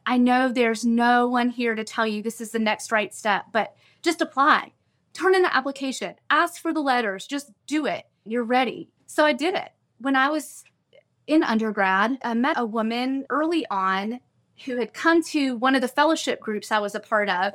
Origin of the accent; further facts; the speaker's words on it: Morganton, North Carolina, United States; moved away; also born or lived in Bethel, North Carolina; I grew up in Morganton in what we call the foothills of North Carolina